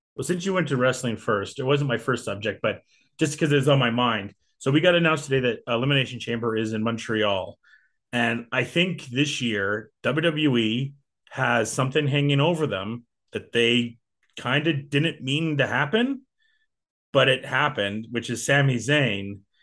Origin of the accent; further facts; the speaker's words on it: England, United Kingdom; now in Canada; Being a Brit, uh, British Canadian